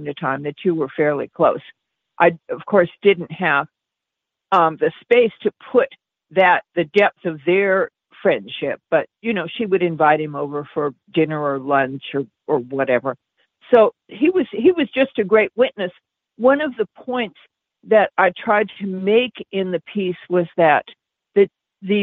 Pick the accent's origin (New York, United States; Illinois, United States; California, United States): California, United States; Los Angeles; I'm from Los Angeles, so I know the areas relatively well